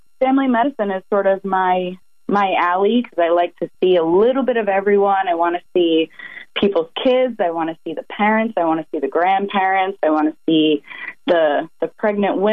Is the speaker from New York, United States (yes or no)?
yes; North Babylon, New York, United States; also born or lived in Grenada; I was born and raised here on Long Island in North Babylon.